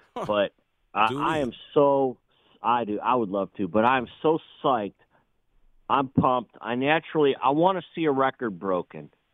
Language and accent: English; Cleveland, Ohio, United States; now in Myrtle Beach, United States; I'm from Cleveland